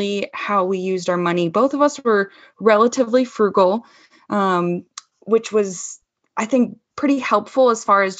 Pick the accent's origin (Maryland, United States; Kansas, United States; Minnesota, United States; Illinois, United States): Illinois, United States; Chicago; now in Denver, United States; I'm from Chicagoland area. So I am a Midwesterner at heart still